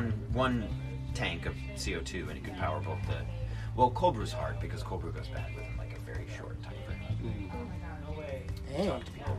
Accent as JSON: {"language": "English", "region": "Vermont", "country": "United States", "tie": "born or raised there", "moved": "yes", "said": "growing up in Vermont, I was barefoot a lot."}